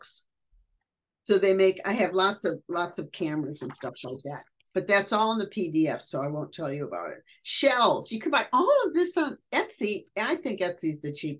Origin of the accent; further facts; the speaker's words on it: Detroit, Michigan, United States; moved away; also born or lived in Cincinnati; I'm from Detroit, So I'm a Motown girl